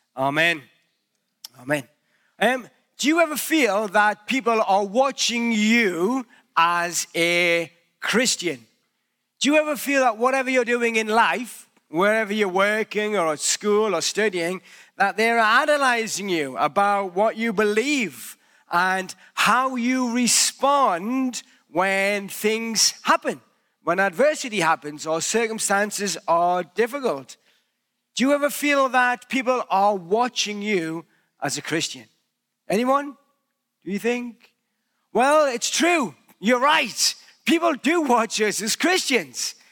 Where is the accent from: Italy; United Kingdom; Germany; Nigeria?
United Kingdom; accent: British; now in Canada; wherever I go, people know that I'm British by my accent.